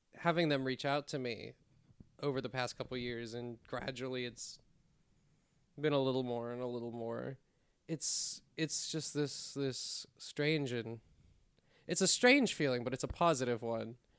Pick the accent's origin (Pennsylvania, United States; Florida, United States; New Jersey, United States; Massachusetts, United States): Pennsylvania, United States; West Deer; also born or lived in Pittsburgh; I've lived here forever. I was born up in the woods, up in, in West Deer